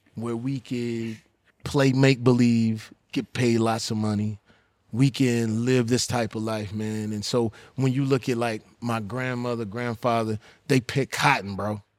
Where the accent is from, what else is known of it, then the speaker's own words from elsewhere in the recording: Texas, United States; I'm from Texas, so I, you know, these my people